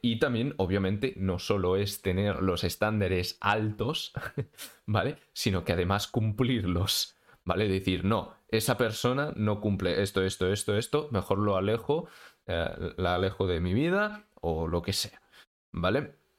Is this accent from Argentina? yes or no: no; Spain; soy de España